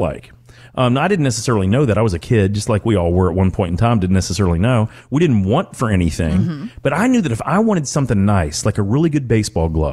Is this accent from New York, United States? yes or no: no; Calhoun, Kentucky, United States; I grew up outside of Owensboro, Kentucky. As a matter of fact, the actual county was McLean County, Calhoun, Kentucky